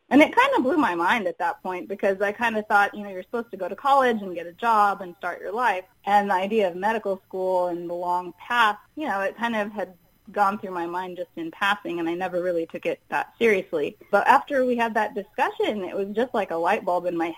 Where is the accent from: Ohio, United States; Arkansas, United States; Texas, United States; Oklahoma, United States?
Texas, United States; Houston; I was growing up in Houston, Texas, and they have a huge medical center there.